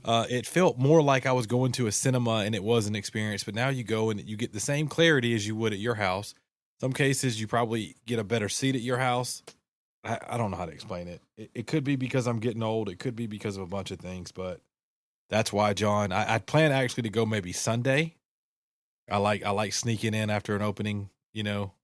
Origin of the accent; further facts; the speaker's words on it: Southeast, United States; we all, we're all from the Southeast